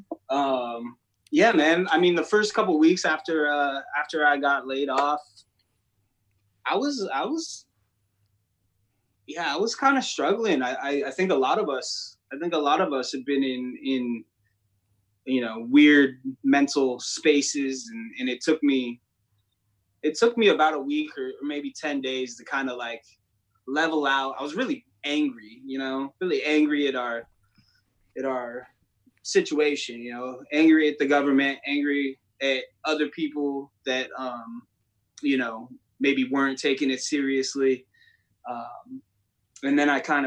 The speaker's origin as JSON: {"language": "English", "town": "San Diego", "region": "California", "country": "United States", "also_born_or_lived": "Sparks, Nevada / Reno, Nevada", "moved": "yes", "lives_now": "Los Angeles, United States", "said": "I'm originally from San Diego"}